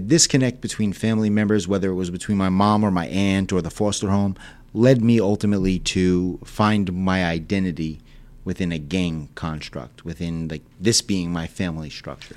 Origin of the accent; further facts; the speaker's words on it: Selden, New York, United States; also born or lived in Port Jefferson, New York / Ronkonkoma, New York; grew up in Selden, Ronkonkoma area.